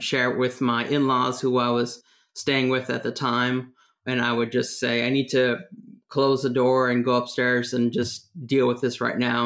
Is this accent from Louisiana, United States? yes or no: no; San Francisco Bay Area, California, United States; moved away as an adult; also born or lived in Washington, D.C.; I was living in the East Bay in the Bay Area. I was born in San Francisco.